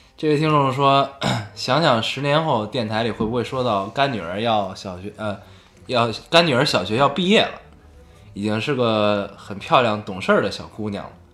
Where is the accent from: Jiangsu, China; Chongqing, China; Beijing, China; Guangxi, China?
Beijing, China; 我们生活在北京啊